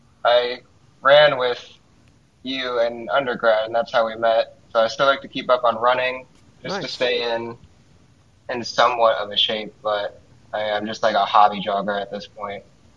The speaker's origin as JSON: {"language": "English", "town": "Medina", "region": "Ohio", "country": "United States", "tie": "born or raised there", "also_born_or_lived": "Seoul, South Korea", "moved": "as an adult", "lives_now": "Providence, United States", "said": "born and raised in Medina, Ohio, went to grade school, went to undergrad still in Ohio at Heidelberg with Dom. And right now I'm in Providence, Rhode Island."}